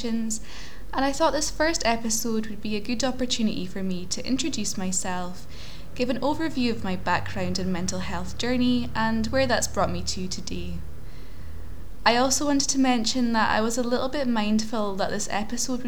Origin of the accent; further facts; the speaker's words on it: Aberdeen, Scotland, United Kingdom; I was born in Aberdeen in Scotland, otherwise known as the Granite City